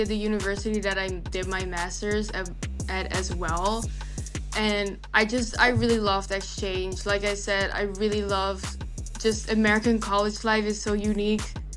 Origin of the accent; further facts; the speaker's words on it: Rotterdam, South Holland, Netherlands; English is a second language; moved away as an adult; also born or lived in Illinois / Wisconsin; now in Milwaukee, United States; I was born in Rotterdam, which is like an hour away from Amsterdam, pretty close